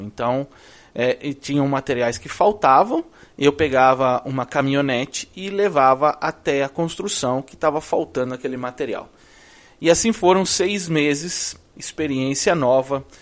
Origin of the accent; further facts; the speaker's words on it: Brazil; moved away as an adult; also born or lived in Orlando, United States; now in Orlando area, United States; Eu vim de lá do Brasil em 2005.